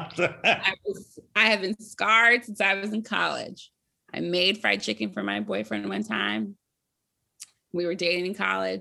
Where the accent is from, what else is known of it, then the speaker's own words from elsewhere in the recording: Maryland, United States; I'm from Maryland